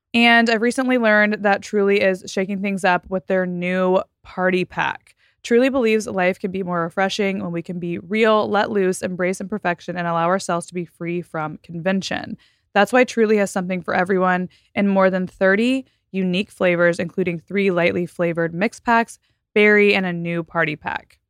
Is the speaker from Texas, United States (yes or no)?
yes; Texas, United States; I came from Texas and the suburbs